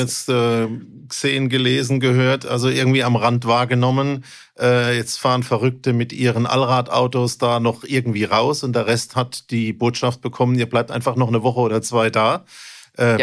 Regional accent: Mannheim, Baden-Württemberg, Germany; bei uns in Mannheim

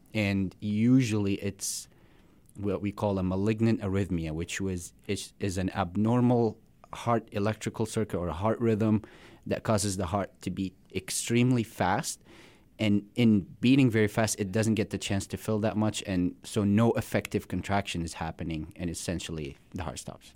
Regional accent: Syria; moved away as an adult; also born or lived in Florida / South Dakota; now in Rapid City, United States; I was born in, uh, Syria. I came in here about, uh, ten years ago

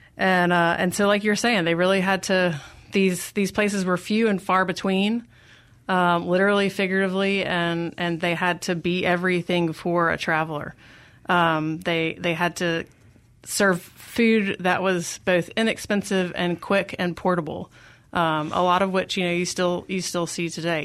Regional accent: Jackson, Mississippi, United States; now in Durham, United States; I grew up in Jackson. Yep, I, um, am a product of Jackson Public Schools

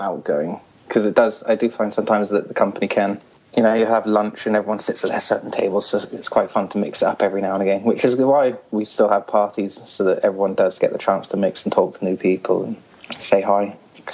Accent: Hong Kong; now in England; originally I'm from Hong Kong.

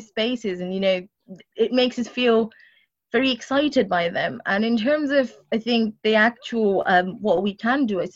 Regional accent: London, United Kingdom; I grew up in Walden Forest

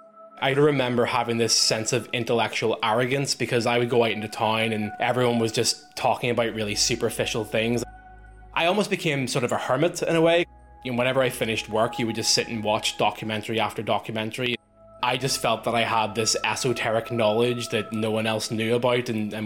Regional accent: Northern Ireland, United Kingdom; born or raised there

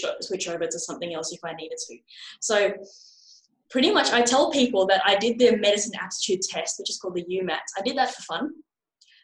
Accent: Australia; my hometown and across Australia

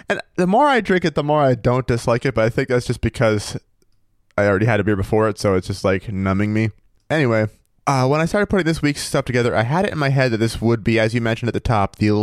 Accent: Maine, United States; moved away; also born or lived in Missouri; my home state of Maine

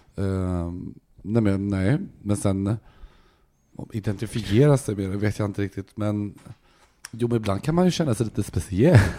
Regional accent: Gothenburg, Västra Götaland, Sweden; also born or lived in Helsingborg; Jag kommer från Göteborg

